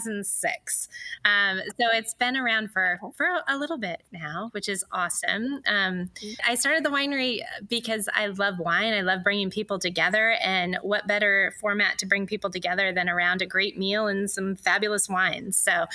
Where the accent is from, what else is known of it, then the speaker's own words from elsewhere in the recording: Woodinville, Washington, United States; I was born and raised in Washington. Ironically grew up in Woodinville